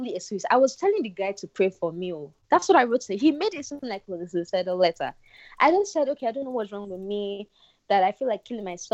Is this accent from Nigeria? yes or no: yes; Nigeria; I went to Bellina Nigerian Primary School